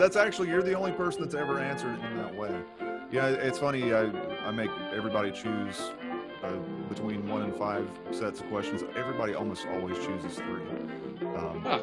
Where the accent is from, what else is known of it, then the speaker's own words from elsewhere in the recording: North Carolina, United States; we're from North Carolina and we're in the mountains